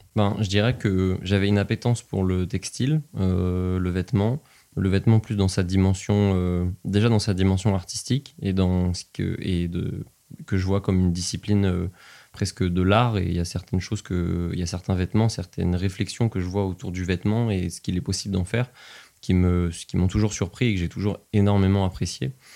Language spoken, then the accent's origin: French; Nevers, Bourgogne-Franche-Comté, France; also born or lived in Compiègne; je suis né à Compiègne, dans l'Oise, qui est un endroit dans lequel je n'ai aucun souvenir, absolument aucun. Et mes premiers souvenirs remontent à Nevers, quand j'y suis arrivé, quand j'avais 5 ans